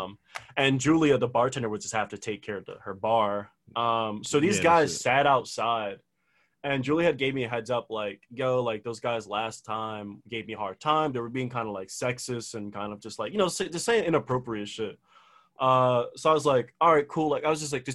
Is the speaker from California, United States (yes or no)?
no; Philadelphia, Pennsylvania, United States; I grew up in North Philly